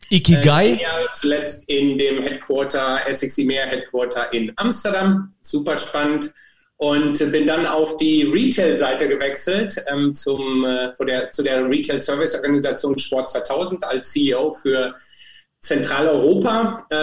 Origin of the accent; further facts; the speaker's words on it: Germany; Insofern hatte ich es relativ einfach, fand ich für mich als Deutscher, auch wenn ich eigentlich für mich Europäer bin